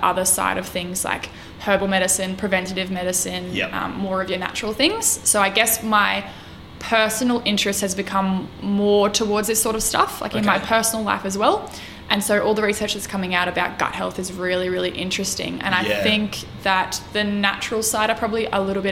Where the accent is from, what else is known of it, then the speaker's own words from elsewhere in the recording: regional Queensland, Australia; also born or lived in Brisbane; I grew up regionally in Queensland in a really small town